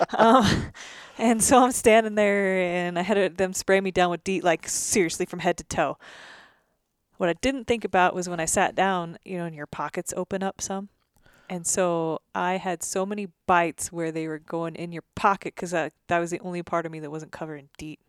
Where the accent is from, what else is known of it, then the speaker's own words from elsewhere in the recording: Oregon, United States; Growing up in Oregon, you had Rocky Mountain elk and Roosevelt elk